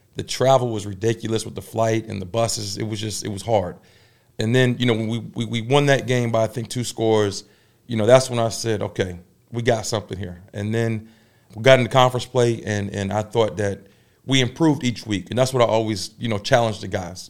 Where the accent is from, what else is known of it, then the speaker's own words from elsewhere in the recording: Tidewater, Virginia, United States; now in Durham, United States; my hometown, in the Tidewater